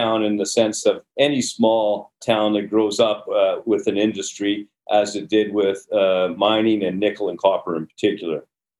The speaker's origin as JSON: {"language": "English", "town": "Sudbury", "region": "Ontario", "country": "Canada", "tie": "born or raised there", "said": "So I grew up in Sudbury, Ontario."}